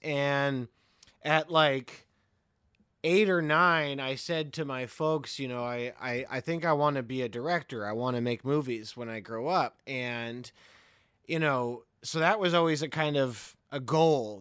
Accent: Montreal, Quebec, Canada; I'm from the English side of the city

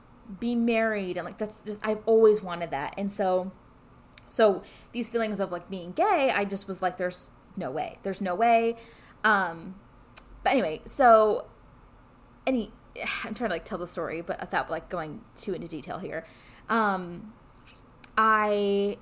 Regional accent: California, United States; moved away as an adult; I'm from California

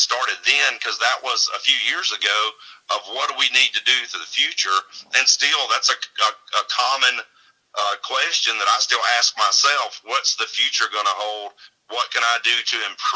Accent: Mount Olive, Alabama, United States; I'm from Mount Olive, Alabama

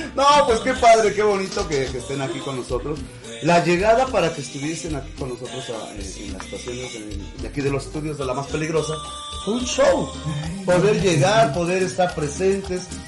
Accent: Huamantla, Tlaxcala, Mexico; mi pueblo, que es Huamantla, sino de todo el estado de, Tlaxcala

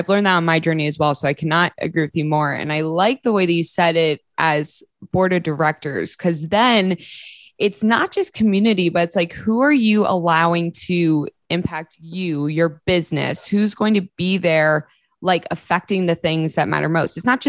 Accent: New Jersey, United States; accent: New Jersey; Then I'm in New Jersey for a week and I'm back to my New Jersey accent.

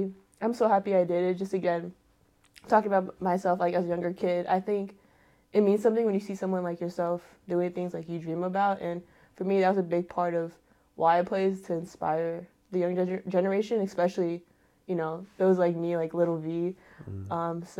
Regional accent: Philippines; just proud of, like, being Filipino, that's something that really stuck with me, is being able to represent my culture, which is, again, representing my family.

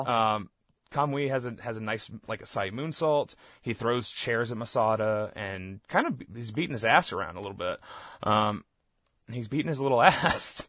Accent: Southeast Texas, United States; moved away; I grew up in Southeast Texas.

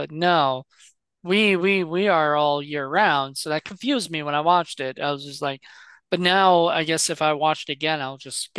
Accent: Virginia, United States; I'm from Virginia

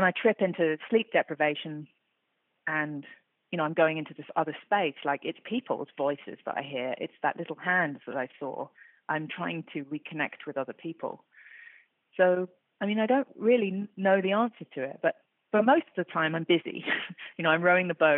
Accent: London, United Kingdom; I grew up in London. I was born in London.

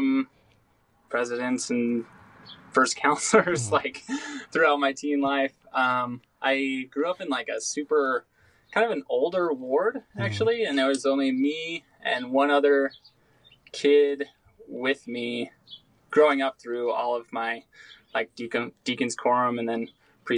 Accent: just south of Salt Lake City, Utah, United States; just south of Salt Lake City, Utah, the suburb life for sure.

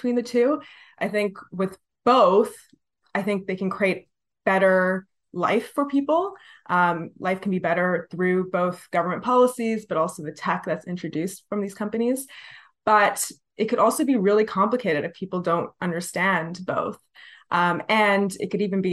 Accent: Toronto, Ontario, Canada; also born or lived in Scarborough; So I was born in Scarborough, but soon after, like within a year, my parents moved to the Tamil Co-op at Lansdowne and Bloor. And I loved living there.

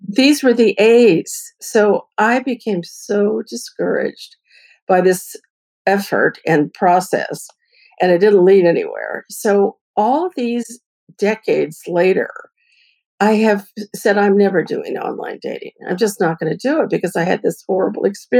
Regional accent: Bay Area, California, United States; I'm from the Bay Area

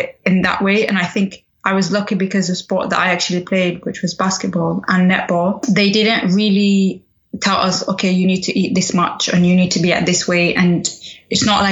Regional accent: England, United Kingdom; also born or lived in Sudan; I was born in Sudan and raised in England

